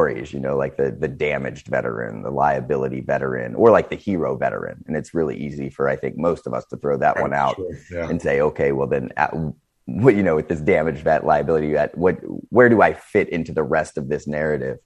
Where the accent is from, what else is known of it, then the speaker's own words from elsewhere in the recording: Northeast Ohio, United States; I come from Northeast Ohio, kind of the Rust Belt area, where you saw a lot of factory jobs leaving